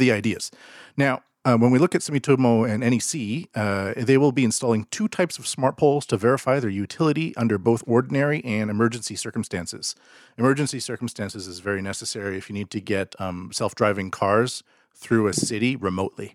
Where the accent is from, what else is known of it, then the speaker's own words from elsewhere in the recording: Canada; moved away; they used to train in my hometown